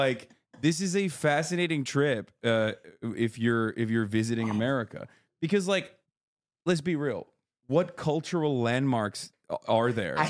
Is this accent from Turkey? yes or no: yes; Turkey; moved away; I grew up in Turkey